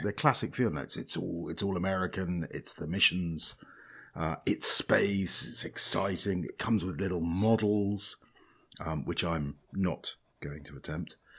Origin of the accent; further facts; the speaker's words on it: Scotland, United Kingdom; I'm Scottish